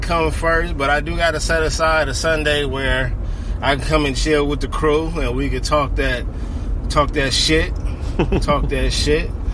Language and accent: English; Inglewood, California, United States; I was born in Inglewood.